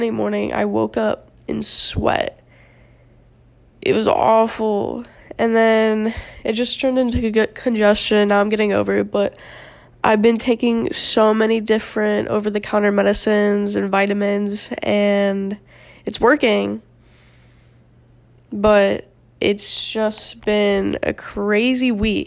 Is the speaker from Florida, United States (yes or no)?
yes; South Florida, United States; moved away as an adult; now in Tallahassee, United States; I'm from South Florida, where it's, besides, like, 2 days out of the year, it's 80 degrees